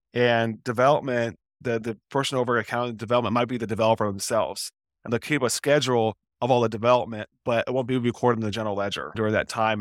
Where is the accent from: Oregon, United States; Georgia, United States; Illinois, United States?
Oregon, United States; Portland; I'm from Portland, Oregon, and the headquarters of Nike are here